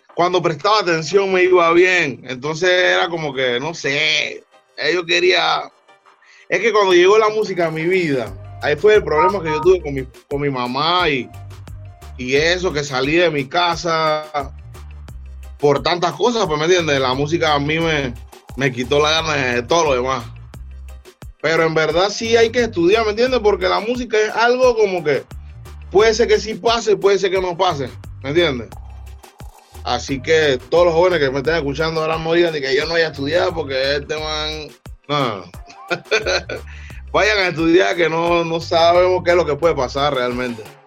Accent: Panama City, Panama; Río abajo es el sistema, yo le digo así, es, mi área donde yo me crié

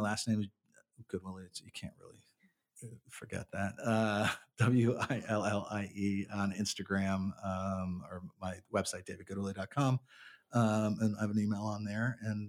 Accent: Paris, Île-de-France, France; born there; I was born in Paris and I've gone back to France quite a bit.

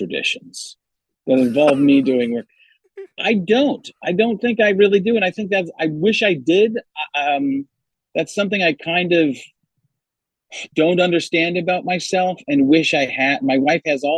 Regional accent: Wisconsin, United States; moved away; also born or lived in California / Chicago; growing up in Wisconsin, that I had to get used to living in California and then here

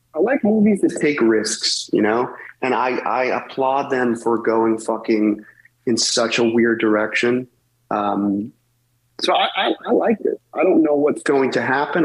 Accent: Massachusetts, United States; we're both from Massachusetts

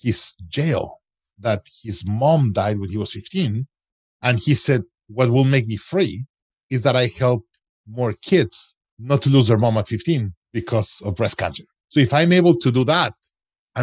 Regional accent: Mexico; moved away as an adult; also born or lived in United States; I'm originally from Mexico

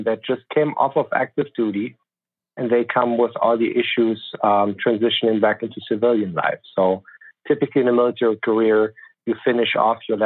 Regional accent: Germany; moved away as an adult; now in United States; So I grew up in Germany, born and raised there. My little family came over to the U.S. in 2008.

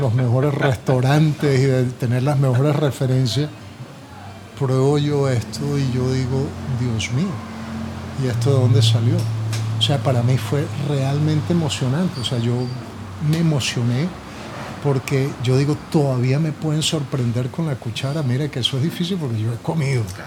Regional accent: Buenaventura, Valle del Cauca, Colombia; Yo desde pequeño y, como te digo, desde la experiencia que yo tenía aquí en Buenaventura

